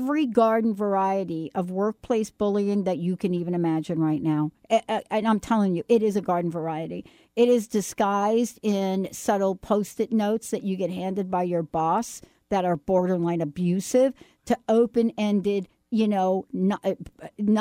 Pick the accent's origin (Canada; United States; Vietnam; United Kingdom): United States; New York; I'm from New York